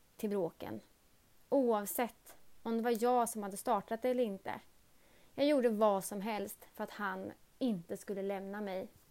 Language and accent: Swedish; Örebro, Örebro County, Sweden; jag kommer ifrån Örebro